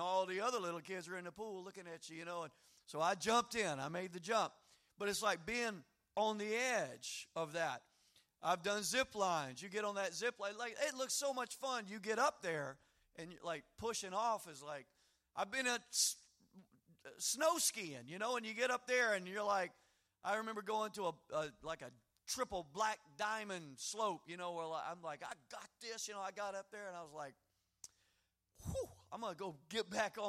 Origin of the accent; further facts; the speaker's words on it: Louisiana, United States; I grew up in the swamp. I grew up in Louisiana.